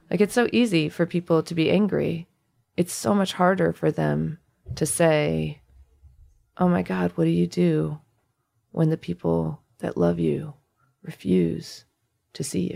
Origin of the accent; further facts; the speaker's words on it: United States; as an Indian American